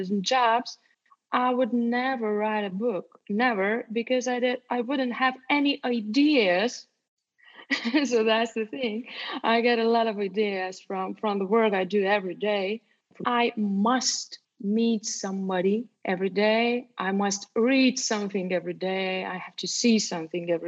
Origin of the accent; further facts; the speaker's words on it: Ukmergė, Vilnius County, Lithuania; now in Vilnius, Lithuania; I was born in Ukmergė. Ukmergė is a small town not far away from Vilnius, about 70 kilometers away. My mother raised me up alone